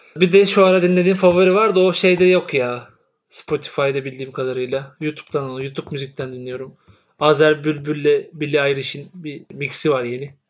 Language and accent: Turkish; İzmir, Turkey; bir İzmirli olarak.